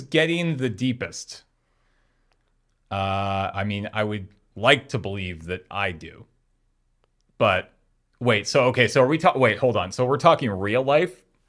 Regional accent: Canada; we're Canadian

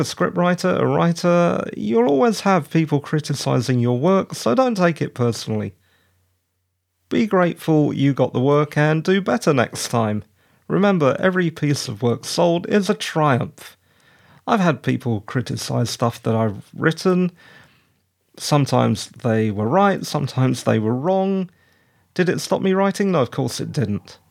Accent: United Kingdom; I'm British

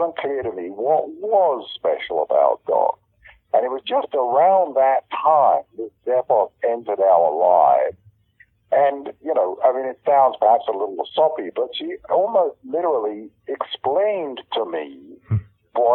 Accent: United Kingdom; accent: British; moved away; you probably tell on my accent, I'm British originally.

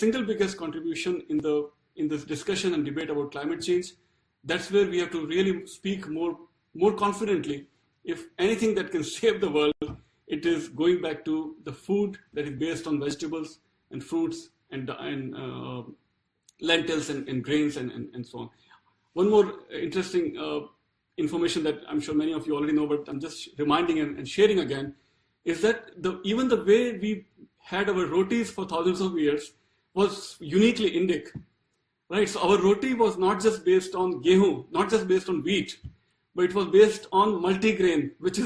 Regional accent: Rajasthan, India; Rajasthan, my home state

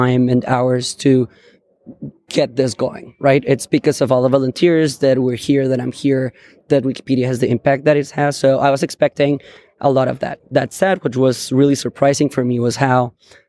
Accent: Bogota, Colombia; moved away as an adult; now in San Francisco, United States; I am originally from Bogota, Colombia

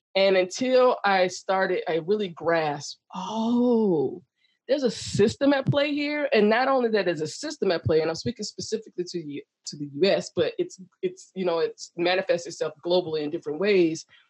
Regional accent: the South, United States; also born or lived in Chicago / Texas; now in San Diego, United States; I grew up in the South

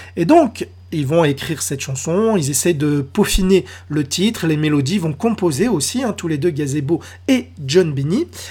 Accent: France; chez nous, en France

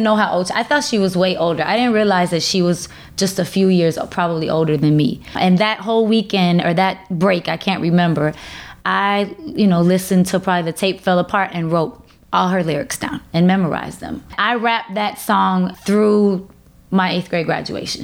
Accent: Chicago, Illinois, United States; I'm from Uptown Chicago

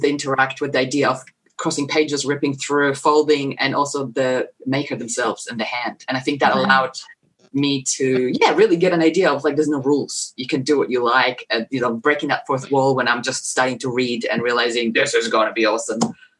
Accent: Poland; moved away; I grew up in Poland and everything was very dire. It was... pretty much, you know, behind the Iron Curtain.

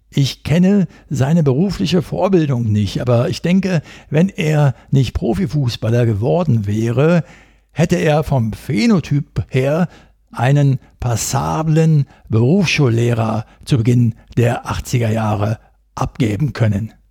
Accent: North Rhine-Westphalia, Germany; Was macht man denn nun als Ostwestfale mit einem solch angebrochenen Abend und der Niederlage im Gepäck?

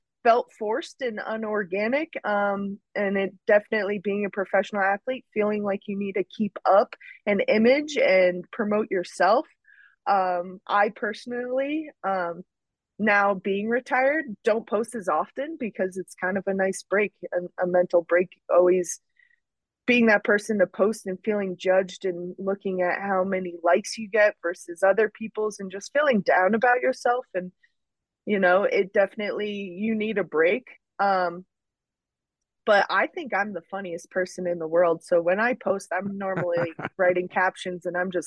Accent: Rockville Centre, New York, United States; also born or lived in Oceanside, New York / Mount Snow, Vermont; I'm from Rockville Center, Oceanside. My dad and all my family are in Garden City, so Nassau County.

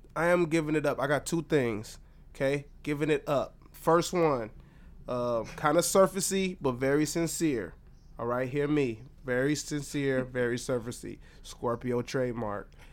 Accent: Detroit, Michigan, United States; moved away; my home state, my hometown, Detroit

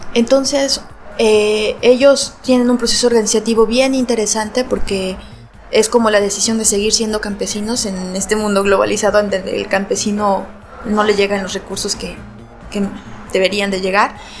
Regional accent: Mexico; soy de México y estoy en un pequeño colectivo en una ciudad muy patriarcal

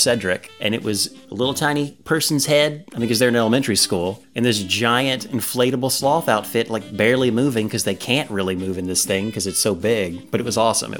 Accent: the South, United States; we're from the South.

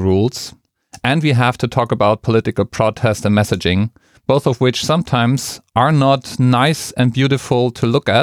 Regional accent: Frankfurt, Hesse, Germany; my hometown, Frankfurt

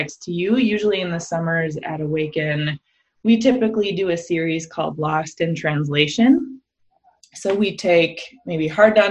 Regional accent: Minnesota, United States; I grew up in Minnesota in a predominantly white evangelical church context

